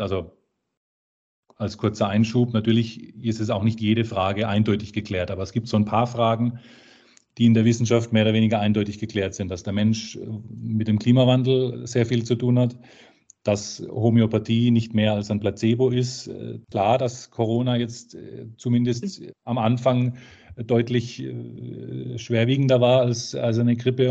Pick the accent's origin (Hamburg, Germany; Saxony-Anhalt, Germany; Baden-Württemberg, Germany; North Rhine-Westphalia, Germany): Baden-Württemberg, Germany; Karlsruhe; in Karlsruhe, meiner Geburtsstadt